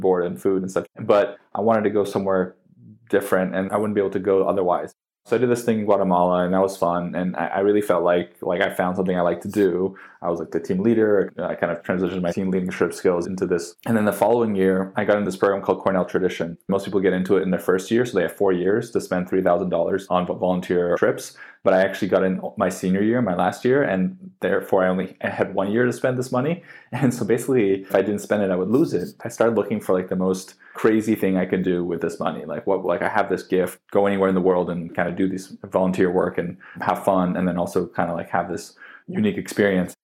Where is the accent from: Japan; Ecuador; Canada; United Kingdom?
Canada; Vancouver, British Columbia; moved away as an adult; I grew up in Vancouver